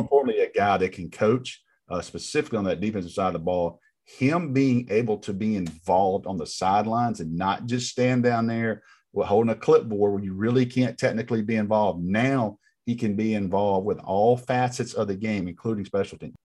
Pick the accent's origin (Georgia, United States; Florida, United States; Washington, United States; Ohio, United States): Georgia, United States; Rome; my hometown in Rome, Georgia